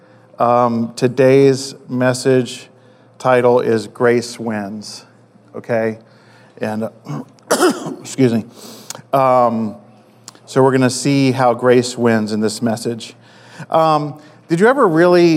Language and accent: English; Maryland, United States; I grew up in Maryland